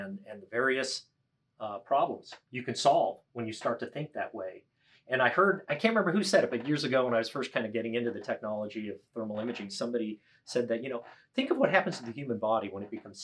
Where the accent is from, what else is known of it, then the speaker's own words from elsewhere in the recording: Boston, Massachusetts, United States; I'm from the Boston area